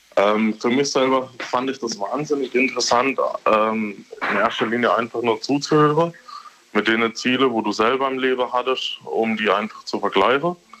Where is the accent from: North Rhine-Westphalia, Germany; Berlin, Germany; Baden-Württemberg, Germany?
Baden-Württemberg, Germany; Kaiserstuhl; accent: Kaiserstühlerisch; Ich komme gebürtig vom Kaiserstuhl